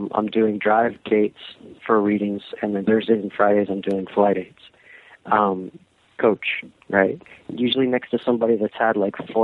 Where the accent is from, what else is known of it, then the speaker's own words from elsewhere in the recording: West Palm Beach, Florida, United States; I grew up in West Palm Beach, Florida, and I grew up in kind of a working class southern enclave